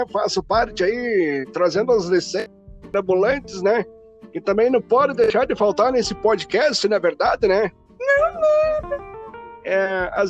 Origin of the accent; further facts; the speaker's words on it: Chapecó, Santa Catarina, Brazil; also born or lived in Xanxerê; Eu nasci em Xanxerê dia 18 de janeiro de 1994, né? Então eu tenho 26 anos atualmente e vim para Chapecó em três meses.